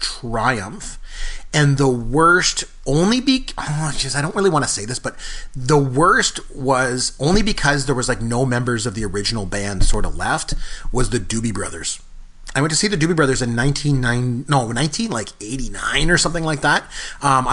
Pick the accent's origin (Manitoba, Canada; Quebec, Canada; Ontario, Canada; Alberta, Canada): Ontario, Canada; Port Elgin; came up to Port Elgin, which is my hometown